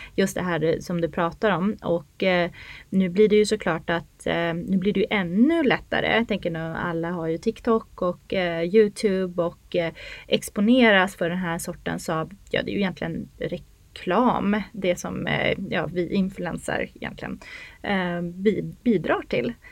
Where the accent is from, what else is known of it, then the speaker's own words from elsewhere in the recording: Norrland, Sweden; moved away as an adult; now in Stockholm, Sweden; Jag är ju uppväxt i Norrland